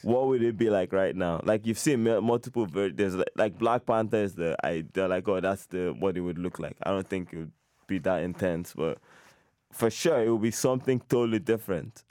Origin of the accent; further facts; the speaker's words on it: Nigeria; now in Canada; I'm half Nigerian, but I grew up there